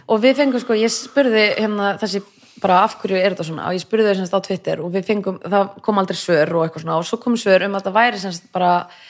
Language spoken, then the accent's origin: Icelandic; Reykjavík, Capital Region, Iceland; also born or lived in Kópavogur; ólst upp fyrst í Vesturbænum í Reykjavík og svo flytti ég í Kópavög